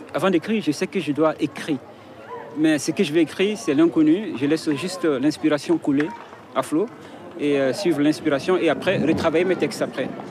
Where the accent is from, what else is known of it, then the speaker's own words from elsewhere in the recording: Mauritania; je viens de la Mauritanie